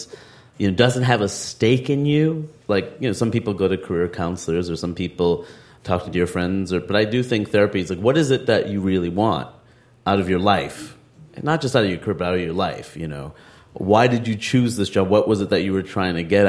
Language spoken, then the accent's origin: English; United States; my life as an American